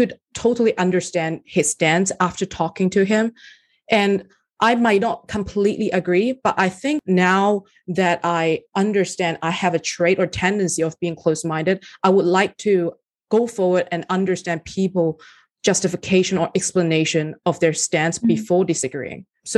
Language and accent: English; Hong Kong; now in Australia; Now that I came from Hong Kong to Australia, that is one of the things that I was pretty close-minded at first.